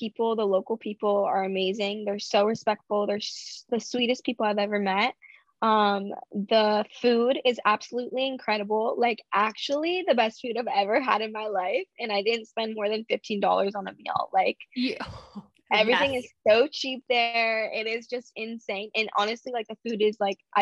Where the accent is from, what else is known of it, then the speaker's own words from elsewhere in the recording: Orange County, California, United States; I was born and raised in Orange County, California